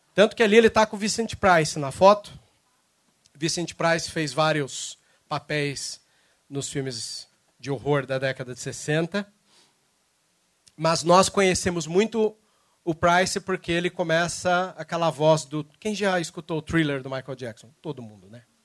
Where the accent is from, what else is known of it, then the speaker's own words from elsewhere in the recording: São Paulo, Brazil; moved away as an adult; now in Cascavel, Brazil; embora eu tô morando lá em Cascavel, eu sou de São Paulo